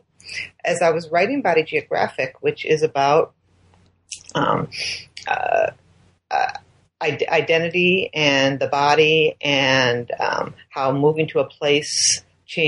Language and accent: English; Chicago, Illinois, United States; moved away as an adult; now in Minnesota, United States; I'd grown up in Chicago.